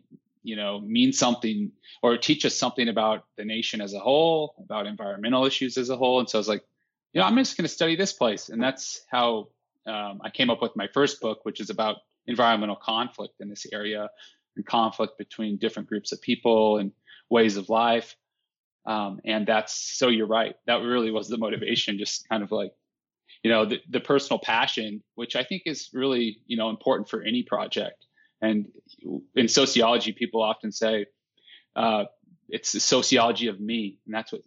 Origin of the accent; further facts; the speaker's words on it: Cheyenne, Wyoming, United States; also born or lived in Idaho; I was born in Cheyenne, and then that's where my dad's side of the family resides, and in Wyoming